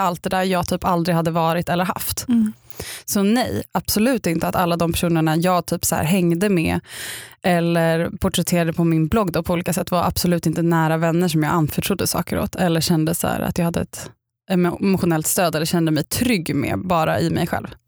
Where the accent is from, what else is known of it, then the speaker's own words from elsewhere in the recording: Upplands Väsby, Stockholm County, Sweden; jag kommer från Upplands Väsby och varit kaninhoppare och spelat saxofon